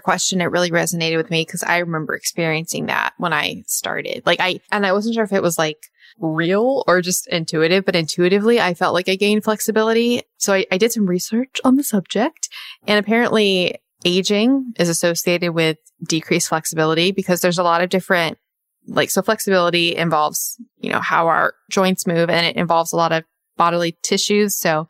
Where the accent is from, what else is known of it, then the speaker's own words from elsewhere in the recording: Australia; And yes, I'm from Australia.